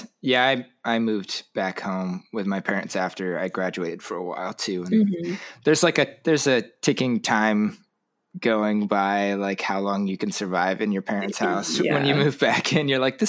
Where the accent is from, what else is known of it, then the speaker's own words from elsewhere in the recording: Huntington Beach, California, United States; moved away as an adult; also born or lived in Santa Barbara; now in Seattle, United States; I'm in Seattle now, but I grew up in Huntington.